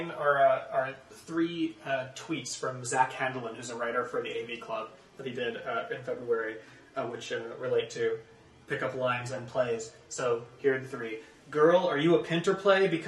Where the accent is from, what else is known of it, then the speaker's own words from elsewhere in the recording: Montreal, Quebec, Canada; now in Chicago, United States; I am from Montreal, and most users in Montreal clearly understand the app to be for hookups.